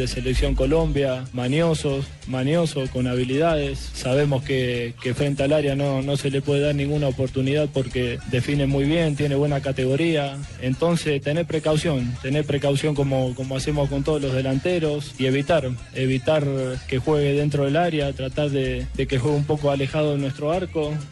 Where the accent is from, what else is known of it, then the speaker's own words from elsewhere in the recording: Argentina; Ah, es el sueño, como argentino es el sueño de uno, poder jugar una final con, con un equipo de allá y más todavía con River Plate.